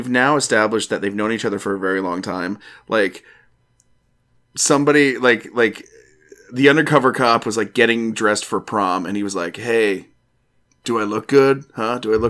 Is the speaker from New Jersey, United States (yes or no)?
yes; New Jersey, United States; now in Georgia, United States; I wish I was still from New Jersey